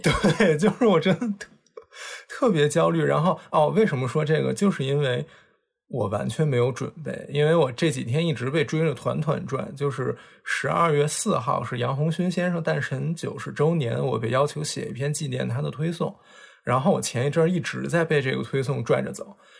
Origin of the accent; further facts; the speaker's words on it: Beijing, China; accent: Beijing accent; 那俩人都是北京人，然后他们俩就属于聊天有时候北京口音特别重的那一种，所以我不知道大家今天听到我们的节目会不会觉得我的口音也重了一点？